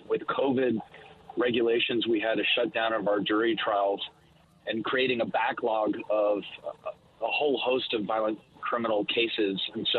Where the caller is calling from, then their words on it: Texas, United States; I'm calling you from Galveston County, which is adjacent to Harris County.